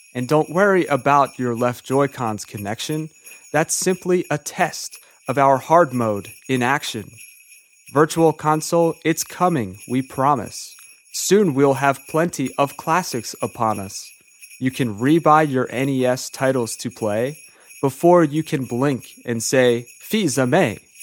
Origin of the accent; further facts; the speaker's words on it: Philadelphia, Pennsylvania, United States; I'm from Philadelphia